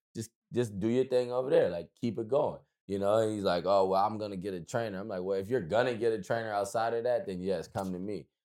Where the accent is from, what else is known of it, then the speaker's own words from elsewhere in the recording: United States; we're American